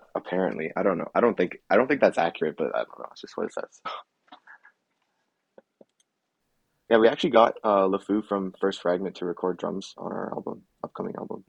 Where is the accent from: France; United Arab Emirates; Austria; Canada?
Canada; I was born in Canada